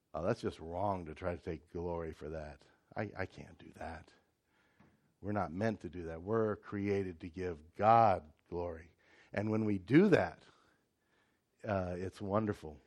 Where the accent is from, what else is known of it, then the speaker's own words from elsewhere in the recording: United States; moved away; I'm American